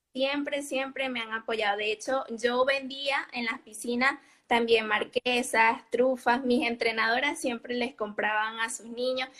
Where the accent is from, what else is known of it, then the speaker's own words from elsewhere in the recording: Barquisimeto, Lara, Venezuela; now in Almería, Spain; Yo soy de Venezuela, Barquisimeto, Guara.